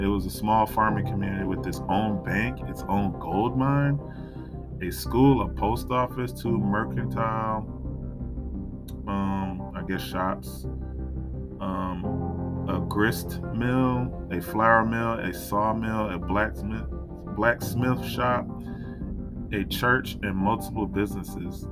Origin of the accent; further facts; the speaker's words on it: South Carolina, United States; moved away; also born or lived in Georgia; I grew up in South Carolina